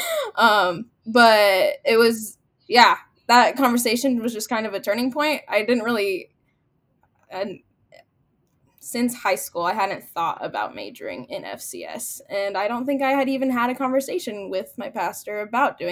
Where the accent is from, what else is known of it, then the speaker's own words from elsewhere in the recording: near Wayne, Nebraska, United States; Wayne State College, which is 10 minutes from my hometown